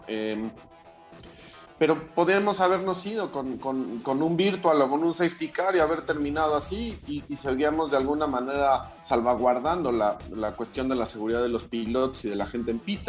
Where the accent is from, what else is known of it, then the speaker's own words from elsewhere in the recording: Mexico; como mexicano